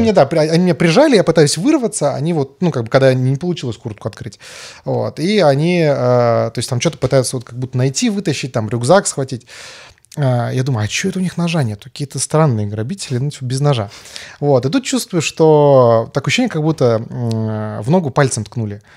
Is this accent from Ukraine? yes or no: no; Karaganda, Karaganda Region, Kazakhstan; moved away; я там вырос в Караганде